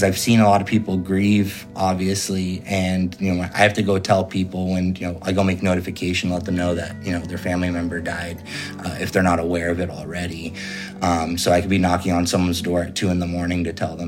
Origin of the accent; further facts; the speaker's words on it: Fresno, California, United States; also born or lived in Sacramento, California / Santa Cruz, California; I'm from Fresno, California